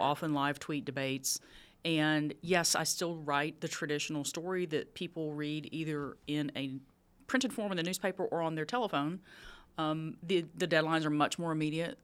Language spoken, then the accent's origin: English; Texas, United States; moved away; I grew up in Texas